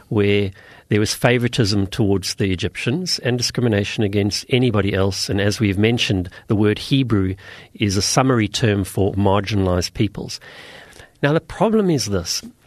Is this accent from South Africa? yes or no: yes; South Africa; I come from South Africa